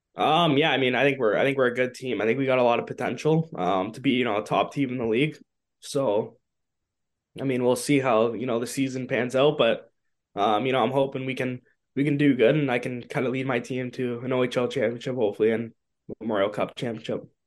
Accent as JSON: {"language": "English", "town": "Toronto", "region": "Ontario", "country": "Canada", "tie": "born or raised there", "said": "growing up in Toronto"}